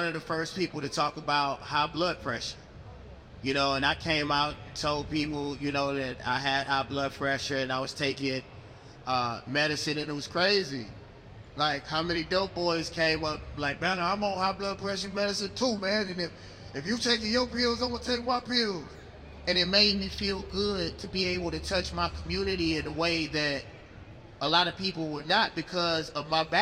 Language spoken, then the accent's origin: English; Mississippi, United States; I'm from Mississippi